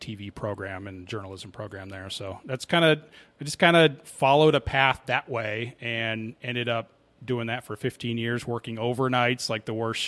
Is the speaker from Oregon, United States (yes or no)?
yes; Oregon, United States; now in Arizona, United States; Originally from Oregon, but I've lived here now for about 26 years